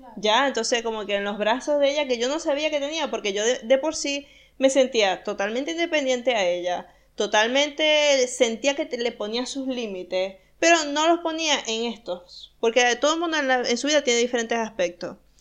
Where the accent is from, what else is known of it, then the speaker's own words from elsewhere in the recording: Venezuela; moved away as an adult; cuando me fui de Venezuela